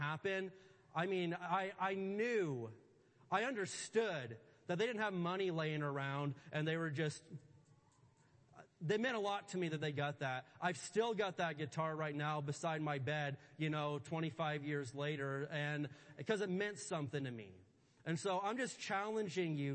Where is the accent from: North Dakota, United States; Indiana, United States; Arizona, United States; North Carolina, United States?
Indiana, United States; I grew up in Indiana